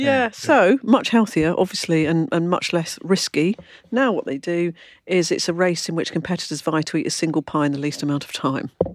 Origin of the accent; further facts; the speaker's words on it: London, United Kingdom; I come from London